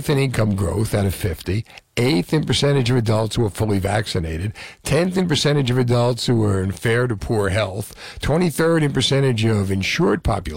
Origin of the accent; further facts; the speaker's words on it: Union City, New Jersey, United States; also born or lived in Marlboro, New Jersey / Eatontown, New Jersey / Old Bridge, New Jersey; now in Roosevelt, United States; I grew up in Union City